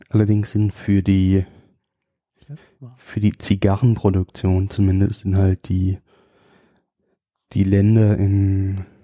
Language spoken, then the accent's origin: German; Rhineland-Palatinate, Germany; moved away; komme ja eigentlich aus der Südpfalz